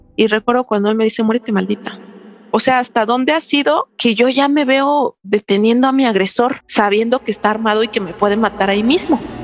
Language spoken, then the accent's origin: Spanish; Santo Domingo Tonalá, Oaxaca, Mexico; Mi pueblo se llama Santo Domingo Tonalá, Oaxaca.